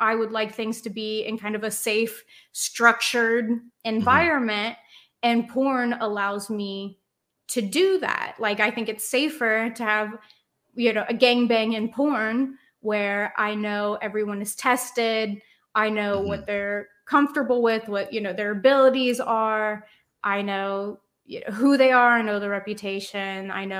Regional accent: Cincinnati, Ohio, United States; I don't know. I'm from Cincinnati.

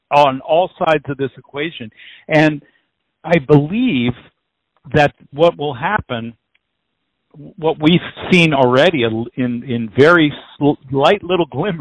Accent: McLean, Virginia, United States; I grew up in McLean, Virginia, right outside of D.C.

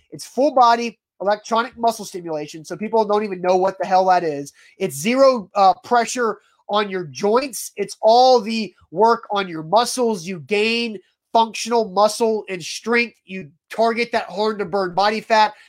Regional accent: Nashville, Tennessee, United States; we grew up in Nashville

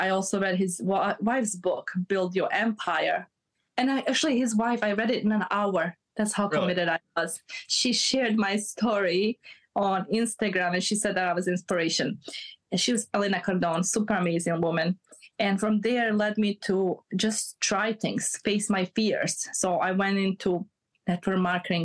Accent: Bosnia & Herzegovina; moved away; I'm from Bosnia. So okay. I came from a war background

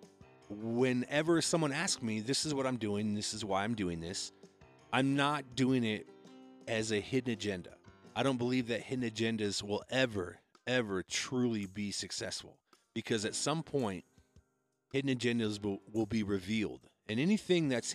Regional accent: Iowa, United States; now in Colorado, United States; I grew up in Iowa and I moved to Colorado

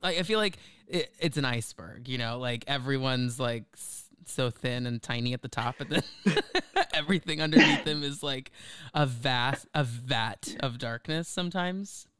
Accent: Texas, United States; moved away; I grew up in Texas

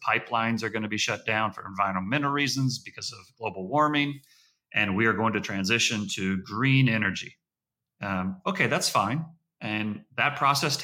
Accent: United States

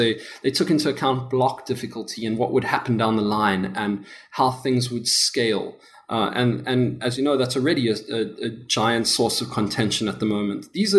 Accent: South Africa; accent: South African; I'm from South Africa. I'm sure you could tell by my accent. It's still pretty thick.

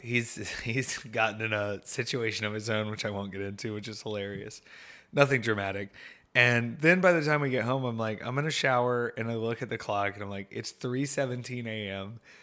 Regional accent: Atlanta, Georgia, United States; my hometown here in Atlanta

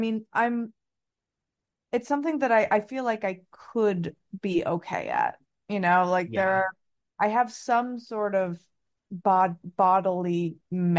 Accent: Potomac, Maryland, United States; we grew up in Potomac and went to high school with none other than Taylor Momsen.

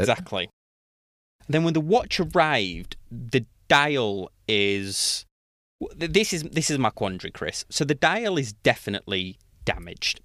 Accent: United Kingdom; being British

